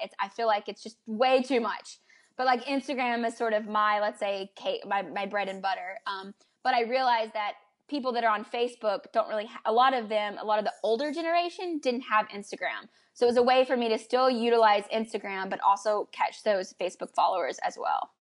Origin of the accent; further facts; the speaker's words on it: United States; moved away as an adult; also born or lived in Prague; as an American